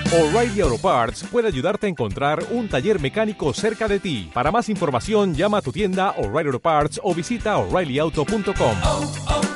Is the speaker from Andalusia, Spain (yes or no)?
no; Barcelona, Catalonia, Spain; yo soy de Barcelona